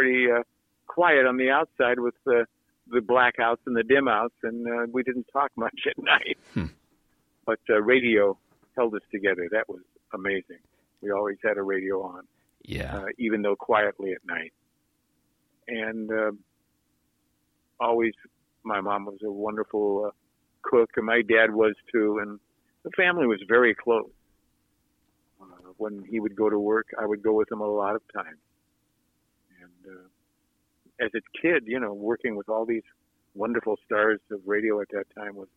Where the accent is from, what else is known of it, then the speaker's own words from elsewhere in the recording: Los Angeles, California, United States; I grew up in Playa del Rey, where there were only about 100 people there at that time